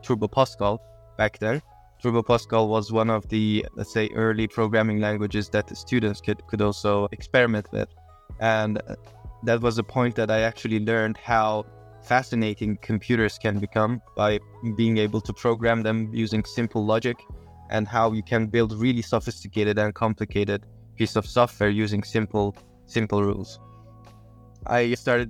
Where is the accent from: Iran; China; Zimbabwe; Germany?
Iran; Tabriz, East Azerbaijan; I was born in Tabriz, Iran, 1989